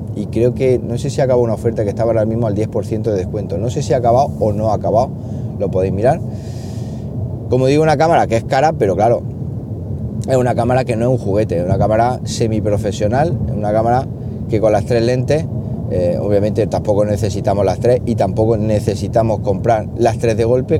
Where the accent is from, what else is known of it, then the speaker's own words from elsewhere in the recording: Siles, Andalusia, Spain; mi pueblo Siles Jaén, que es un pueblo que está, bueno, muy, muy bien. ¿Qué os voy a decir yo si, si soy de allí